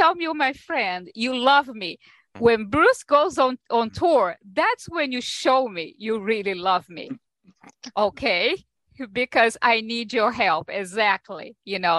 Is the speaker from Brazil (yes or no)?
yes; Brazil; now in New York, United States; I am originally from Brazil, but I've been here in New York for most of my life by now.